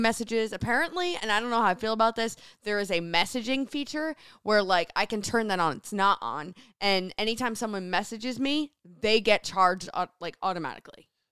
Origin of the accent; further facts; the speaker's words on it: New Jersey, United States; moved away as an adult; now in Seattle, United States; born and raised in New Jersey, went to Rutgers University